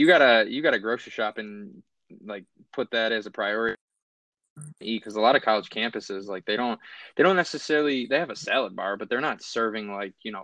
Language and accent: English; Buffalo, New York, United States; being from Buffalo, diehard Bills fan